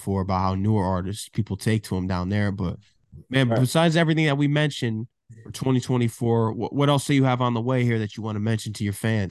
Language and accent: English; Connecticut, United States; because I'm from Connecticut